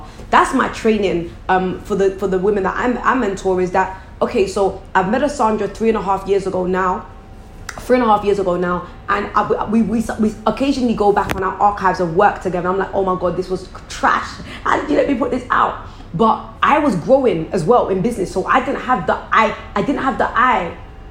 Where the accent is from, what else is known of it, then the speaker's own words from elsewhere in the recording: Croydon, London, United Kingdom; they're from where I'm from. I'm from Croydon.